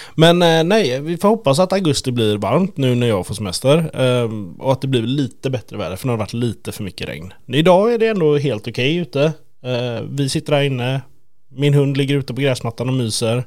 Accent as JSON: {"language": "Swedish", "country": "Sweden", "said": "Jag är ju typisk svensk"}